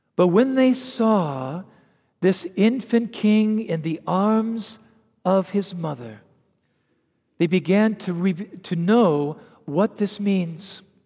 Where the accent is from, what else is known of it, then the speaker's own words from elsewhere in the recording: United States; as an American